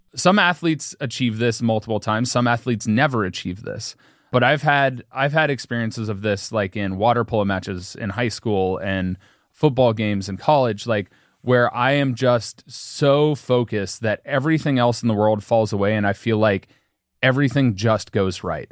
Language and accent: English; Cincinnati, Ohio, United States; I was born in Cincinnati